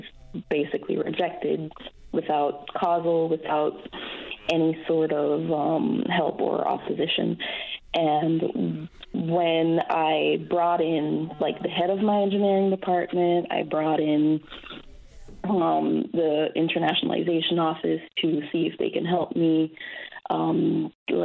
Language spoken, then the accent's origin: English; Belize; moved away as an adult; now in Newfoundland and Labrador, Canada; That's where I'm from, Belize